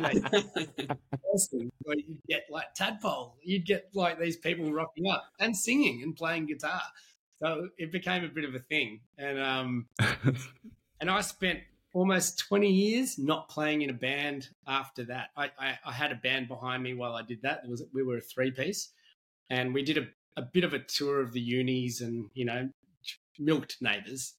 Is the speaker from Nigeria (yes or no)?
no; Australia; as an Australian